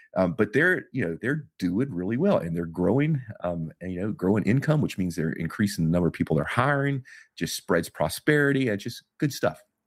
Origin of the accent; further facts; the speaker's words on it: Texas, United States; I'm from Texas